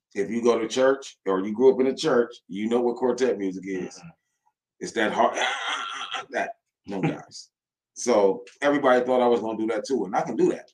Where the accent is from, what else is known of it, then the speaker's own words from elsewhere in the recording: Toledo, Ohio, United States; I am from Toledo, Ohio